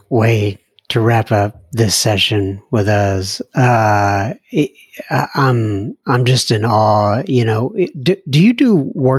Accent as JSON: {"language": "English", "region": "California", "country": "United States", "said": "I'm from the Southern California area, and I stumbled upon your podcast at work."}